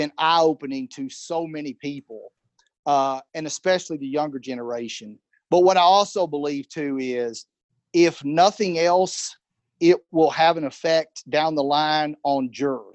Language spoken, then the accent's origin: English; Edmonton, Kentucky, United States; I'm from Edmonton. You know, I had a few black friends, but there weren't many black people that I grew up